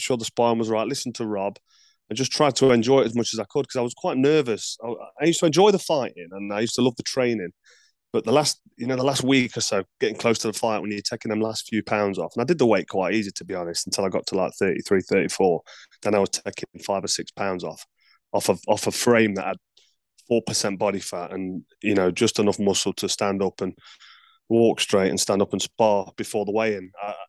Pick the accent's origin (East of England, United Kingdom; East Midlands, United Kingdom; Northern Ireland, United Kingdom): East Midlands, United Kingdom; Nottingham; Nottingham, my hometown